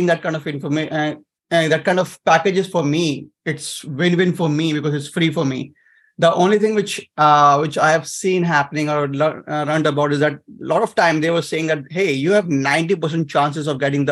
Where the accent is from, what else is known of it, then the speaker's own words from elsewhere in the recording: India; moved away as an adult; now in United States; I'm coming from Asia